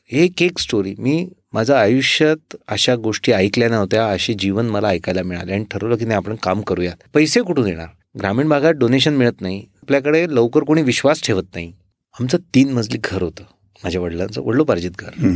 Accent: Erandol, Maharashtra, India; माझं मूळ गाव एरंडोल जळगाव जिल्ह्यातलं

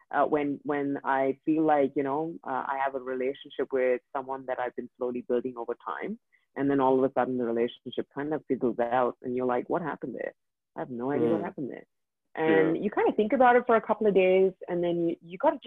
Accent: India; first language English; moved away as an adult; now in Dubai, United Arab Emirates; I grew up in India. And I grew up there for 23 years of my life. Cannot speak any other language except English.

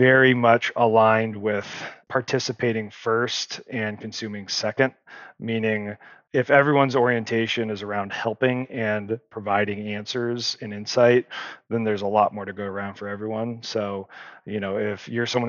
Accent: Nevada, United States; You might be a Nevadan like I am

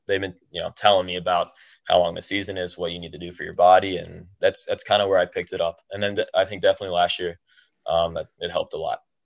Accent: Medina, United States; People in Medina, my hometown

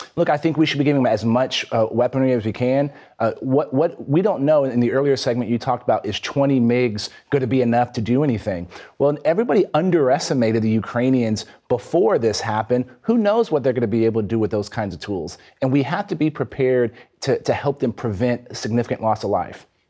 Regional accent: Texas, United States; my home state of Texas

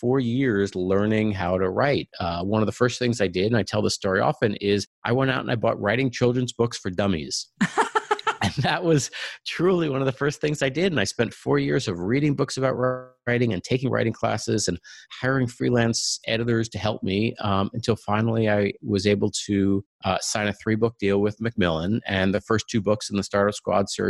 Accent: Long Island, New York, United States; moved away as an adult; also born or lived in Ann Arbor, Michigan; now in Silicon Valley, United States; I grew up on Long Island

